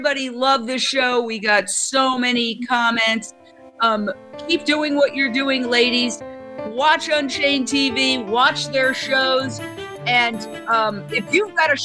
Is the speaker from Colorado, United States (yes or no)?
no; New York, United States; I'm a New Yorker.